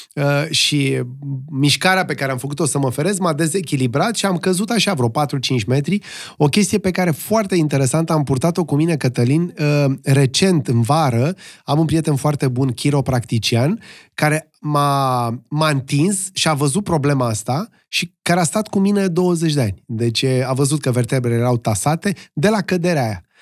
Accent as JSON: {"language": "Romanian", "country": "Romania", "said": "unii eram din România"}